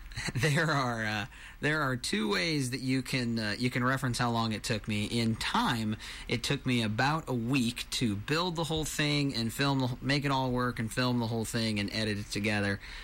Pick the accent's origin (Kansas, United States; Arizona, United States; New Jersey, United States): Kansas, United States; Marysville; now in Bonner Springs, United States; I am originally from Marysville, Kansas. These days I live in Bonner Springs, Kansas